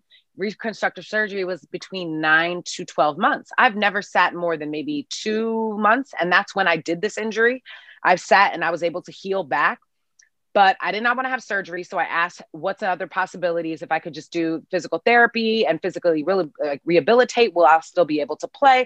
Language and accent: English; New York City, New York, United States; I grew up playing in New York City.